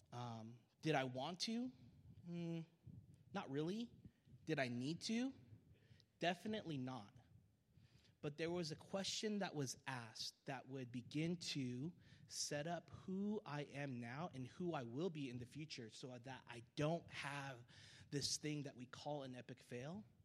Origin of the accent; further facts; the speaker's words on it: SeaTac, Washington, United States; I grew up in SeaTac, Washington